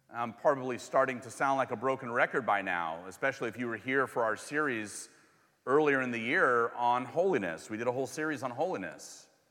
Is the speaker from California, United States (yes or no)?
yes; California, United States; moved away as an adult; now in Missouri, United States; I'm from California and moved here a while ago